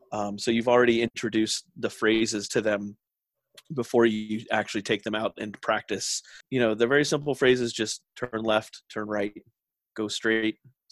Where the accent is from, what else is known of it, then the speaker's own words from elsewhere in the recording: Philadelphia, Pennsylvania, United States; now in Japan; I was already doing some teaching in the States, which is where I'm from. I'm from America. So, you know, the Philadelphia, Pennsylvania area, but moved around quite a bit as a kid. But so now I'm in Japan